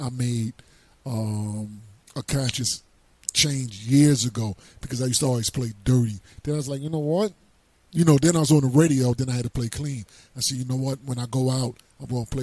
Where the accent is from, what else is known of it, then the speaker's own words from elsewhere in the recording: Atlantic City, New Jersey, United States; moved away; also born or lived in East Orange; I was from Atlantic City. I was down South Jersey